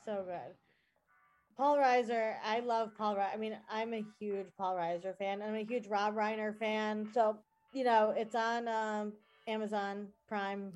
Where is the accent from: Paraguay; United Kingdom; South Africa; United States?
United States; New York; I'm new from New York.